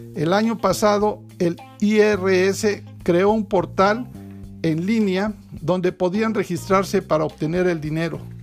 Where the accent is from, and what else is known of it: Mexico